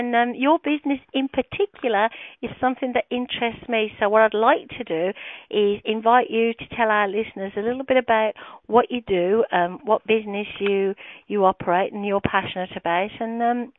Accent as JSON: {"language": "English", "town": "Birmingham", "region": "West Midlands", "country": "United Kingdom", "accent": "British", "said": "English accent, as you know, British, and I have evidently the worst British accent anyone could have. I come from Birmingham, and it's not posh like the Queen"}